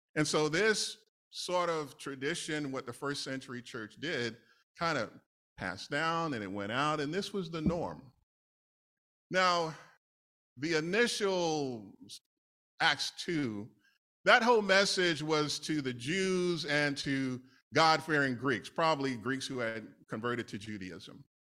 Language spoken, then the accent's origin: English; New York City, New York, United States; I grew up in New York, N Y C